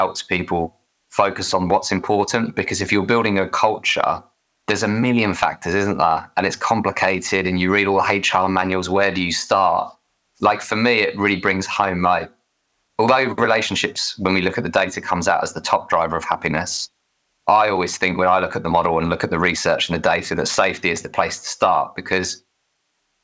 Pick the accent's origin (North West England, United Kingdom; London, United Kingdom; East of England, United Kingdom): East of England, United Kingdom; Essex; accent: Essex; I'm from Essex, so we pronounce thriving with an F